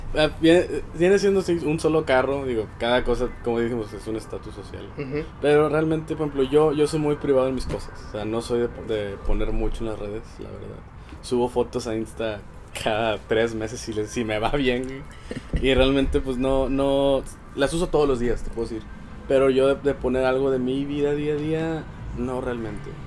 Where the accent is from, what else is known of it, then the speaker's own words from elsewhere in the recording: Monterrey, Nuevo León, Mexico; soy de Monterrey